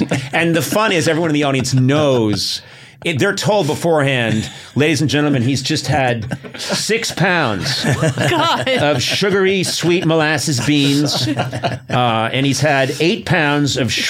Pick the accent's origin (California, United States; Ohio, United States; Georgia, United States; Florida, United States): Ohio, United States; Akron; It's great to be here in Cleveland. I'm actually from Akron.